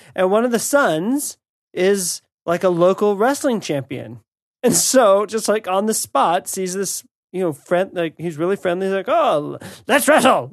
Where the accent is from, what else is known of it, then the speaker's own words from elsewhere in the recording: United States; as an American